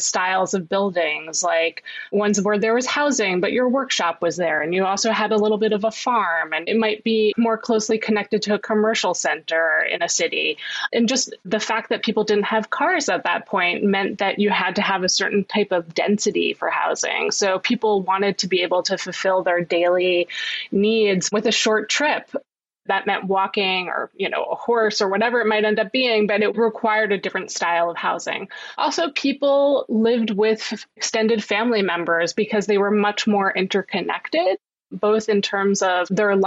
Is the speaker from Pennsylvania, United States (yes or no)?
no; New York City, New York, United States; Growing up in Manhattan